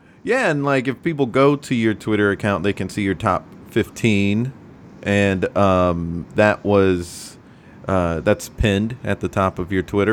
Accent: the South, United States; now in New York, United States; I'm from the South

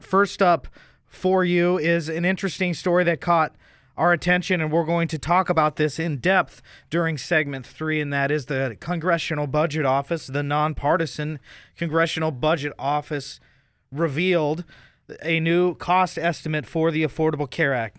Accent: United States; as an American

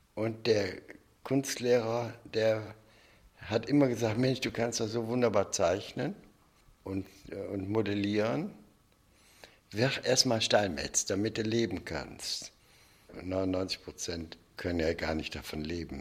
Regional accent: Germany; ich bin Deutscher

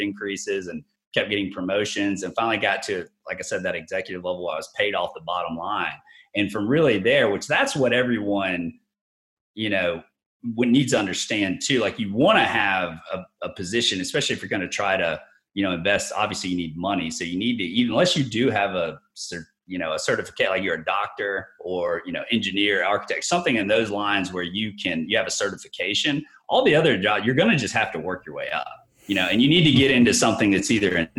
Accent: Tallahassee, Florida, United States; moved away as an adult; also born or lived in Jacksonville, Florida; So I moved over to Jacksonville. I was from Tallahassee

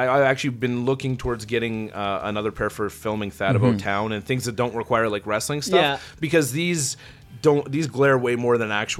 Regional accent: Edmonton, Alberta, Canada; also born or lived in Vegreville, Alberta; We're Edmonton boys. Even though I didn't grow up in Edmonton, I was born in Edmonton, lived for a period of time, went to a small town, immediately came back to Edmonton.

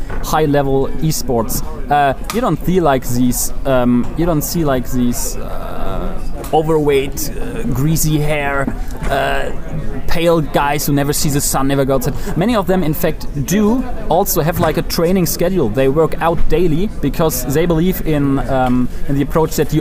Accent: Germany; I'm from Germany

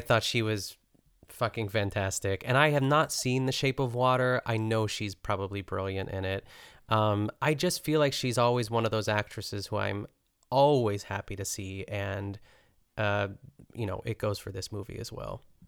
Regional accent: United States; we're American

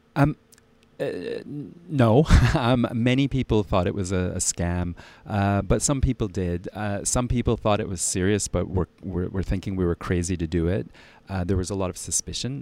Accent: Ottawa, Ontario, Canada; also born or lived in Halifax; now in Switzerland; I was born in Halifax, raised in Ottawa, and, uh, I currently live in Switzerland

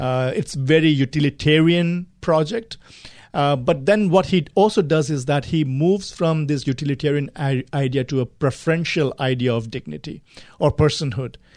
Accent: India; moved away as an adult; also born or lived in Gulf countries / United Kingdom; I grew up in India, traveled quite a bit. I lived in the Gulf countries for some time and then moved to, uh, the U K for higher studies.

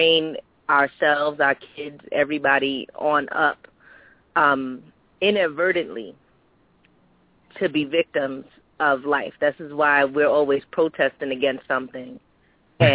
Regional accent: New York City, New York, United States; I was born and raised in Brooklyn, New York.

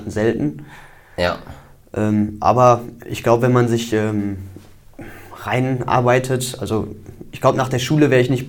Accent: Wesel, North Rhine-Westphalia, Germany; Ich komme aus dem Raum Wesel

